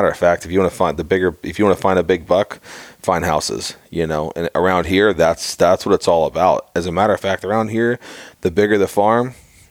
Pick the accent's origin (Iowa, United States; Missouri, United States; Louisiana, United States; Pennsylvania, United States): Pennsylvania, United States; Pittsburgh; growing up in Pittsburgh myself